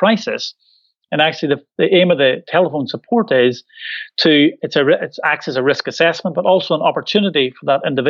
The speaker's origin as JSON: {"language": "English", "region": "Northern Ireland", "country": "United Kingdom", "accent": "Irish Glaswegian", "moved": "as an adult", "lives_now": "Scotland, United Kingdom", "said": "Irish Glaswegian accent, because I'm from Northern Ireland originally, but I've lived in Scotland for 20 years."}